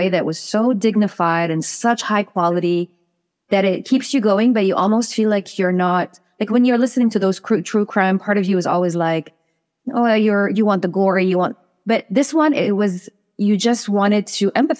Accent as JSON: {"language": "English", "town": "Cairo", "region": "Cairo Governorate", "country": "Egypt", "said": "I'm from Cairo."}